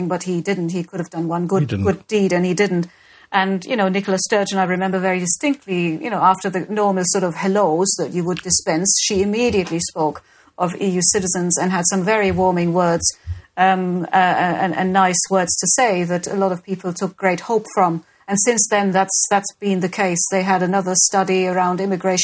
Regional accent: Germany; now in United Kingdom; Germany is where I was born

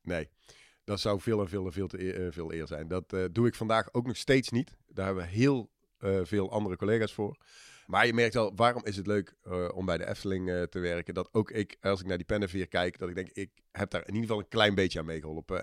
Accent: Eindhoven, North Brabant, Netherlands; also born or lived in Australia / Tilburg; ik eh, ben in hart en nieren een Eindhovenaar. Heb in mijn jeugd al een uitstapje gemaakt, eh, heel ver weg naar Australië. Ehm, maar daarna weer terug in de regio Eindhoven. Daar de middelbare school gedaan

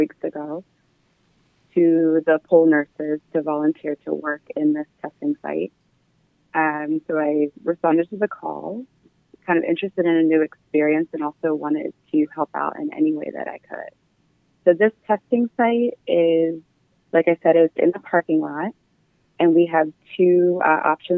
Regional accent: Harleysville, Pennsylvania, United States; also born or lived in Chicago, Illinois / Philadelphia, Pennsylvania; I'm from Harlowsville, Pennsylvania, and like you said, I went to Christopher Dock Mennonite High School.

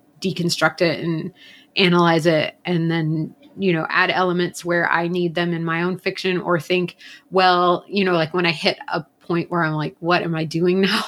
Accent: Atlanta, Georgia, United States; I grew up in Atlanta, which is Coke capital.

